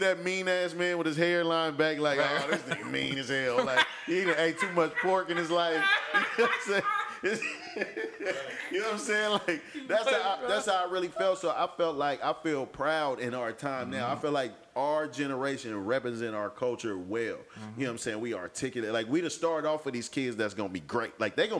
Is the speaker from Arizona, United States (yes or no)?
no; Oakland, California, United States; And I'm from Oakland.